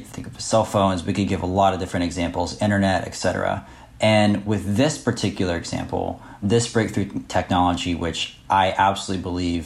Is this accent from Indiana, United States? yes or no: no; Florida, United States; I grew up in Florida